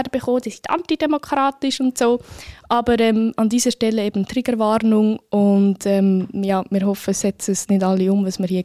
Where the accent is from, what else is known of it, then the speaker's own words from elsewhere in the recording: Bern, Switzerland; Das würde mich wirklich als Bernerin sehr freuen.